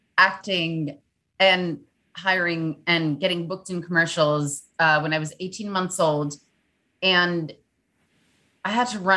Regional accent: New York, United States; growing up in New York

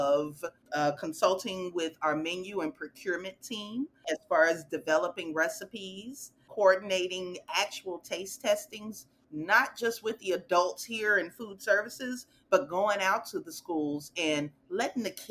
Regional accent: Chicago, Illinois, United States; moved away as an adult; now in Dallas, United States; I'm originally from Chicago, grew up in, you know, the neighborhood

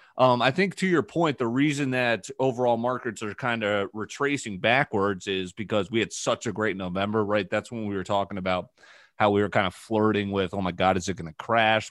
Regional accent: New Canaan, Connecticut, United States; I was born in New Canaan

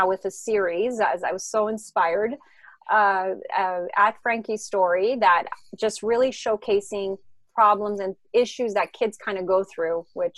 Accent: France; English is a second language; also born or lived in Israel; now in Los Angeles, United States; I grew up in France. So that's where I learned French.

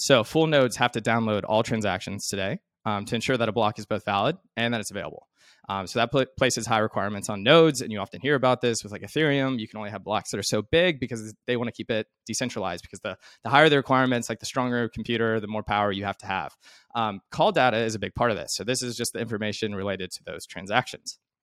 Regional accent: Arkansas, United States; I'm from Arkansas

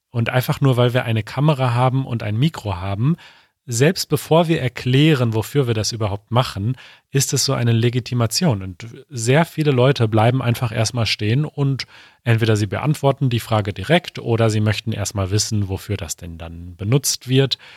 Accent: Ireland; German is a second language; now in Munich, Germany

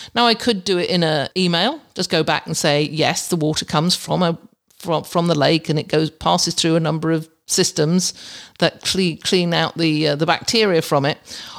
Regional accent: England, United Kingdom; moved away; you don't have them in England. We have roundabouts

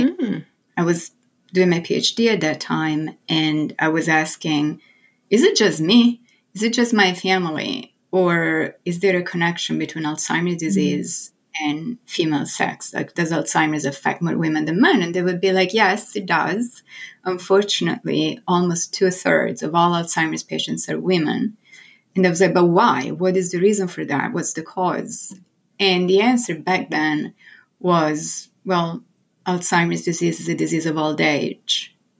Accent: Florence, Tuscany, Italy; English is a second language; moved away as an adult; now in New York, United States; I was born and raised in Florence in Italy

